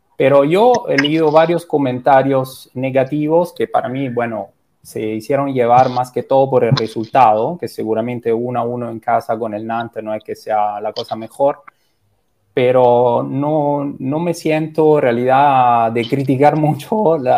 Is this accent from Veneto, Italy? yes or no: no; Rome, Lazio, Italy; Spanish is a second language; moved away as an adult; now in Lima, Peru